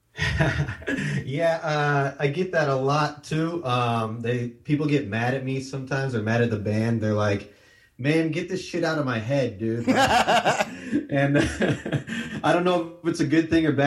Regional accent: Iowa, United States; now in Northern California, United States; we come from Iowa originally too

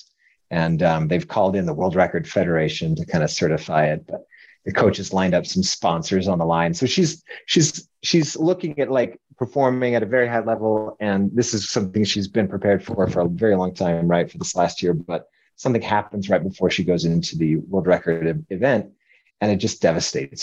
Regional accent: Denver, Colorado, United States; moved away as an adult; also born or lived in New York; now in Utah, United States; Originally from Colorado

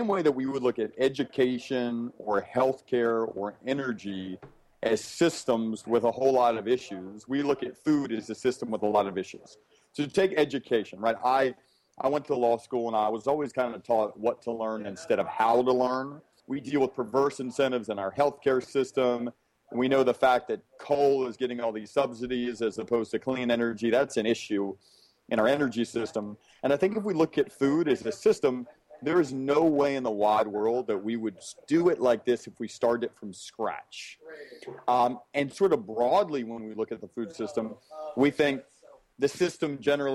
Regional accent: Birmingham, Alabama, United States; I was raised in Birmingham, Alabama

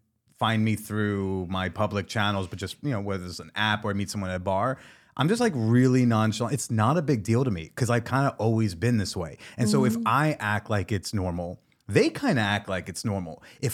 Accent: New Jersey, United States; I talk about sex for a living. I'm a comedian. Uh-huh. I'm from New Jersey.

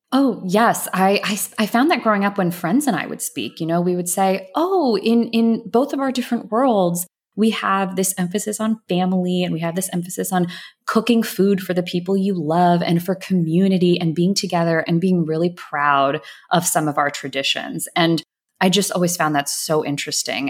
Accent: Atlanta, Georgia, United States; I grew up in Atlanta. I grew up in a suburb right outside of Atlanta

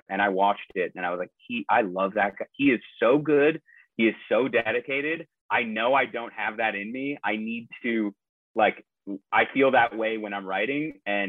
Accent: Minneapolis, Minnesota, United States; also born or lived in Madison, Wisconsin; now in Los Angeles, United States; I'm from Minneapolis and went to the University of Wisconsin in Madison

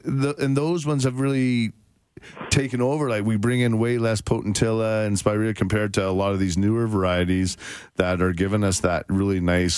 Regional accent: Bowness, Alberta, Canada; I grew up at Sunnyside in Bowness.

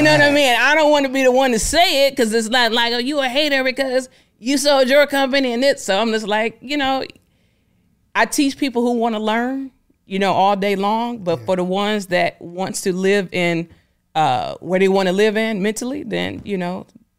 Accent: Detroit, Michigan, United States; I'm a person, I'm from Detroit, I'm down to earth.

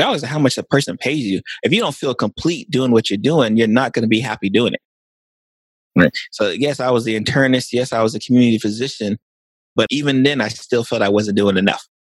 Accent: Lake Worth, Florida, United States; So I'm from Lake Worth, Florida, which is South Florida, Palm Beach County. and born and raised in South Florida.

